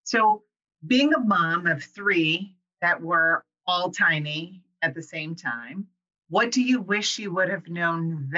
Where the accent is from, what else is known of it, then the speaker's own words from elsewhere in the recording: Iowa, United States; That comes from like growing up in Iowa, like near farms.